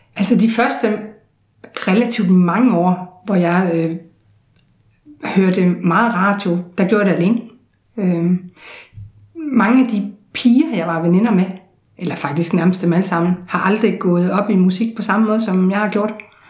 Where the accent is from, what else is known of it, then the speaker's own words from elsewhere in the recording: Odense, Southern Denmark, Denmark; i Sanderum, hvor jeg voksede op